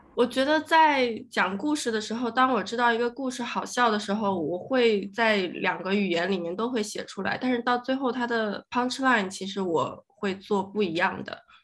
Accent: China; first language Chinese; now in Melbourne, Australia; 我是中国人

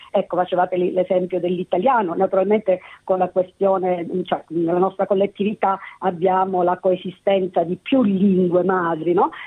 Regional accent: Sicily, Italy; first language Italian; now in Sydney, Australia; sono cresciuta con il siciliano e l'italiano, sono cresciuta in Sicilia

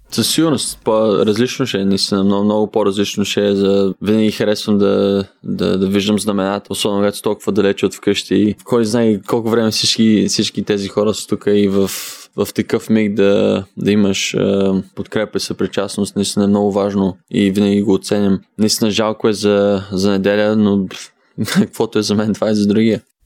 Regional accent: Haskovo, Haskovo Province, Bulgaria; Аз съм от Хасково, България

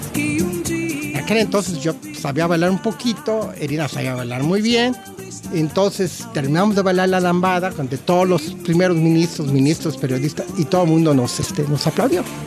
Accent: Mexico; moved away as an adult; now in Australia; soy mexicano 100% cuando estoy en México

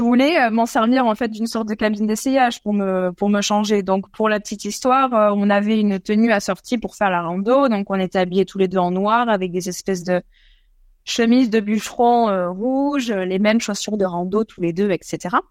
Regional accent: France; moved away as an adult; now in Australia; nous, en France, on est des Pyrénées

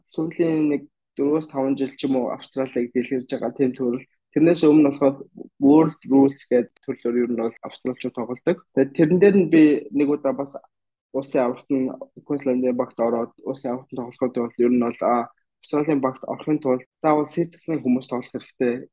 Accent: Mongolia; now in Australia; би Монгол гээд Монголоос танилцуулаад

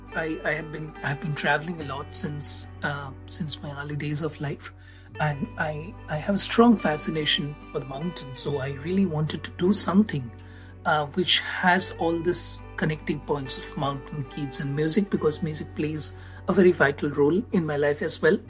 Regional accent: India; I'm from India

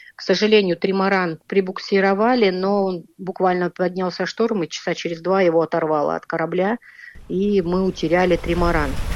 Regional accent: Tomsk, Tomsk Oblast, Russia; Мы из Томска

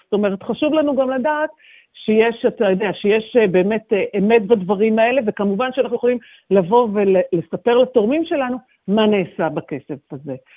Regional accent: Ra'anana, Central District, Israel; moved away as an adult; also born or lived in Sydney, Australia; now in Melbourne, Australia; המשפחות שלנו הן במרכז, אנחנו מרעננה ובעלים מגני תקווה

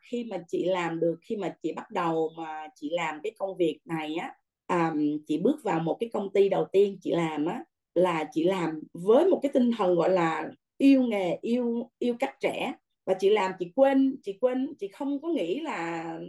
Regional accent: Vietnam; moved away; người Việt Nam mình

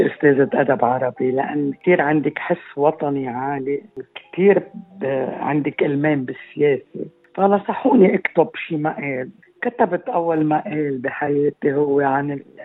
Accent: Aqaybeh, Keserwan-Jbeil, Lebanon; moved away as an adult; also born or lived in Amchit / Beirut; now in Australia; من مواليد العقايبة كسروان تعلمت بعمشيت

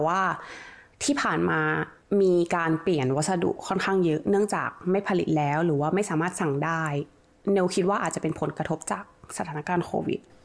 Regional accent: Thailand; moved away as an adult; now in Australia

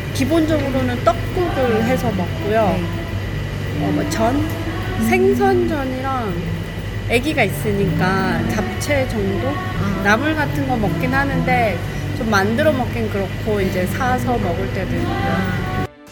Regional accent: South Korea; moved away as an adult; now in Australia; 여기서 태어나지 않고 한국에서 어느 정도 학교를 마치고 왔기 때문에

